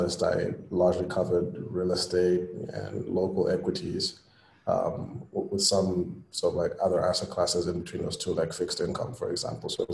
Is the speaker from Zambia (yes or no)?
yes; Zambia; also born or lived in Swaziland / United Kingdom; I was born in Zambia, principally raised here, spent 2 years in Swaziland also, and I went to university in the UK.